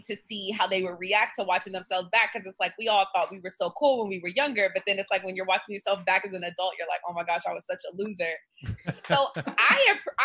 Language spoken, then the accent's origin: English; New York, United States; I'm from New York